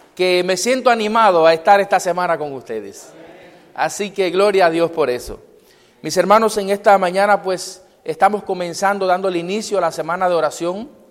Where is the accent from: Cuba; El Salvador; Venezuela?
Cuba; moved away; en mi pueblo